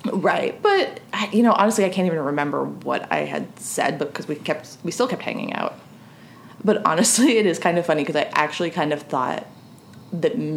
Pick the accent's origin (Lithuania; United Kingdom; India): Lithuania; I'm from Lithuania and I consider myself a huge fan of your podcast.